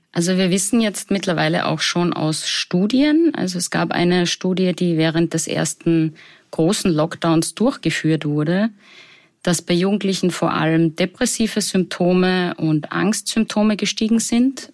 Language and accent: German; Salzburg, Austria; Ich komme ursprünglich aus Salzburg